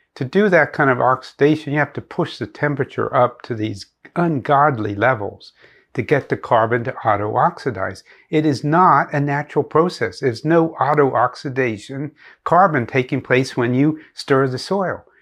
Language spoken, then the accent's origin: English; Pennsylvania, United States; moved away; I grew up in Pennsylvania